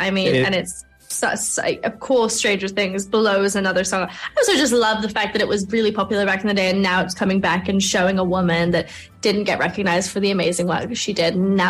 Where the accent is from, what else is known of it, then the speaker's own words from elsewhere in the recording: England, United Kingdom; I'm sorry, I've never even been to Ireland, which is crazy. I'm English.